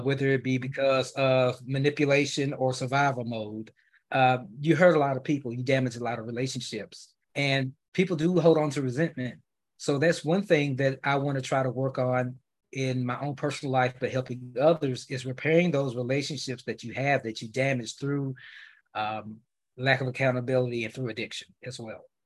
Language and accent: English; Memphis, Tennessee, United States; now in Dallas, United States; I currently reside in Dallas, uh, Texas, but I'm originally from Memphis